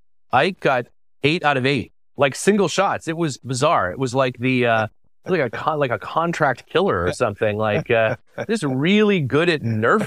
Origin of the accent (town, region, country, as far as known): Canada